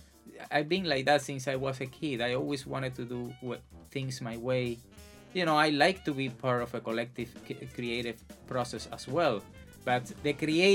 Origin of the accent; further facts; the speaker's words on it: Santa Clara, Villa Clara, Cuba; now in United States; I'm originally from Santa Clara, Cuba. Since I was a kid, I would say 5-6 years old, I started getting enchanted by music in my surroundings. I was born in a very humble neighborhood